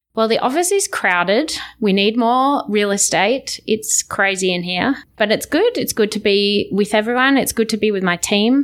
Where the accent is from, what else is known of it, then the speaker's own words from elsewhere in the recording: Australia; accent: Australian; as an Australian